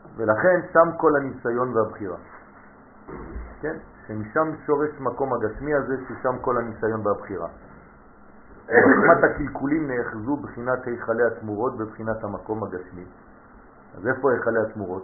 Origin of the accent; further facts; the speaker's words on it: Israel; אני גדלתי כשהייתי ילד קטן פה בארץ